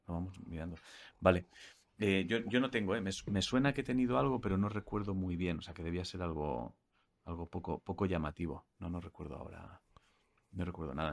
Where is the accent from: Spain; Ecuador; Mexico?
Spain; Catalonia; soy catalán